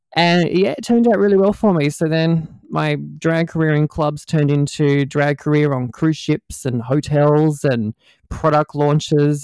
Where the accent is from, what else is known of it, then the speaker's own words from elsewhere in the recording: Australia; accent: Aussie; also born or lived in Melbourne, Victoria; my, my Aussie accent's not uh, too too hard for people to, to, to understand.